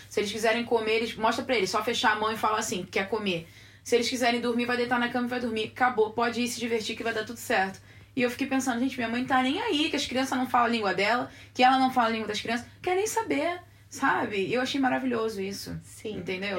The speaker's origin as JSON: {"language": "Portuguese", "region": "Rio de Janeiro", "country": "Brazil", "moved": "as an adult", "lives_now": "Washington, United States", "said": "que sou do Rio de Janeiro"}